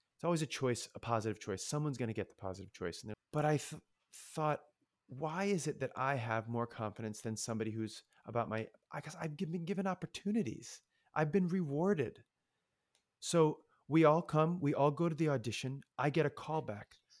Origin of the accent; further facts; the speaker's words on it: Ohio, United States; moved away; also born or lived in Michigan; growing up in Ohio, you're a Buckeye